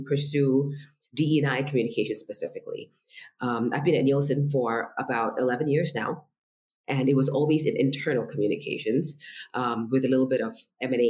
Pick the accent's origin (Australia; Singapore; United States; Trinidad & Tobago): Singapore; born or raised there; first language Indonesian; English is a second language; also born or lived in Indonesia